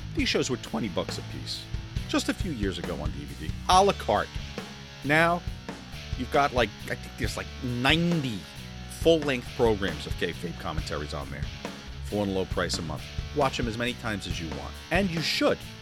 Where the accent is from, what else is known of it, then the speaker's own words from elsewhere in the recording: New Jersey, United States; also born or lived in Florida; I'm from New Jersey